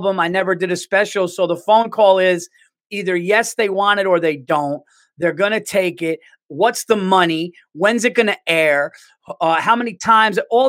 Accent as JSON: {"language": "English", "town": "New York City", "region": "New York", "country": "United States", "said": "I'm a New Yorker"}